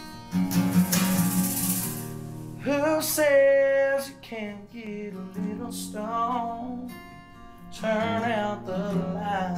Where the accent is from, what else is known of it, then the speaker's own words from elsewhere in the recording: Waco, Texas, United States; I've lived here in Waco my whole life. My whole family lives here